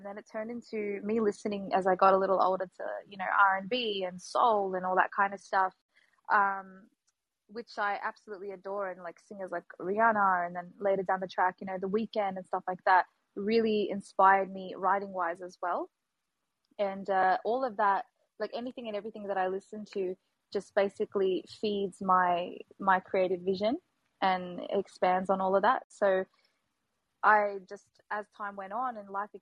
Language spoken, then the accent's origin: English; Melbourne, Victoria, Australia; I'm from Melbourne, Australia